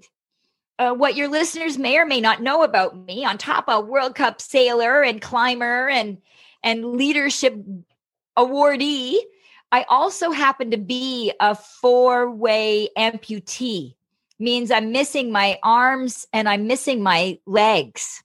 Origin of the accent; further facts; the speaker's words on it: Canada; the kind of gal that's busted Uber into Canada as a Canadian